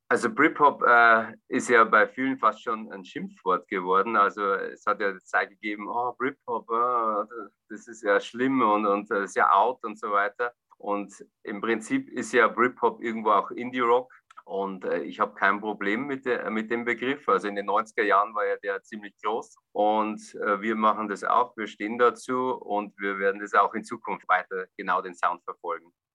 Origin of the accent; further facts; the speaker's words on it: Bavarian Forest, Germany; In meiner Heimatstadt, im Furtwinwald, im Bayerischen Wald